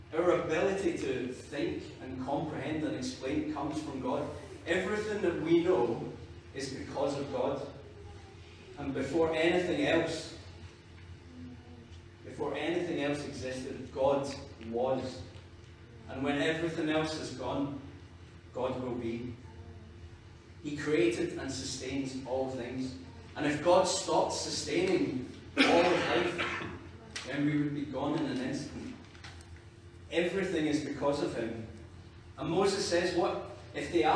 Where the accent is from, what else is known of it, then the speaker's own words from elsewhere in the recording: Scotland, United Kingdom; I'm Scottish, I'm a youth worker